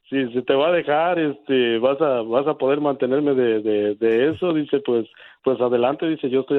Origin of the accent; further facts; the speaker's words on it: Hidalgo, Mexico; now in Chicago, United States; originario del estado de Hidalgo.